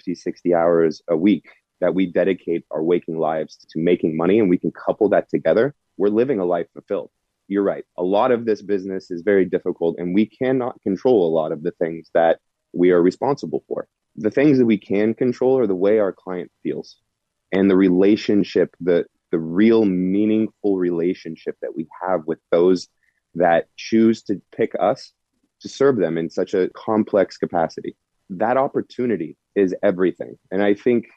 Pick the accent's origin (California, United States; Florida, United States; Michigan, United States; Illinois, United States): California, United States; Walnut Creek; moved away as an adult; also born or lived in New York City; I was born in Walnut Creek